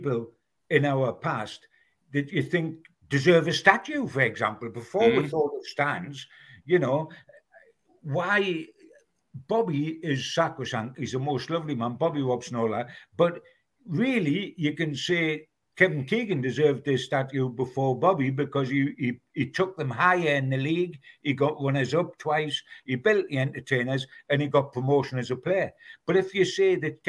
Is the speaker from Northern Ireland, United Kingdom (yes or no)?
no; Newcastle upon Tyne, North East England, United Kingdom; being a Geordie